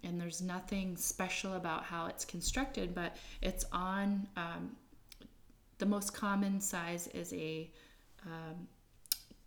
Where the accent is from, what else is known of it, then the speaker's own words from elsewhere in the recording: Smyrna, Maine, United States; So we're from the area. We grew up in Smyrna, just south of Holton.